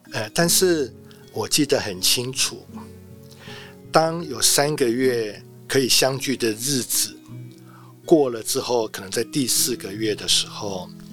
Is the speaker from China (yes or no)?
no; Taiwan; 我们台湾人